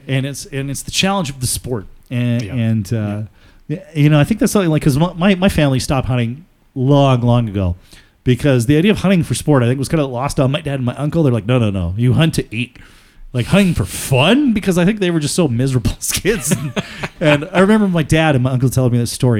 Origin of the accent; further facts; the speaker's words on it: Alberta, Canada; We are all Albertans